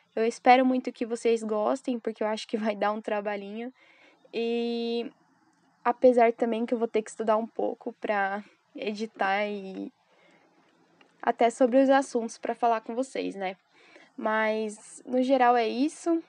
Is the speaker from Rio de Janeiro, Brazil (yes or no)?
no; São Paulo, Brazil; sou de São Paulo, Pico dos Pico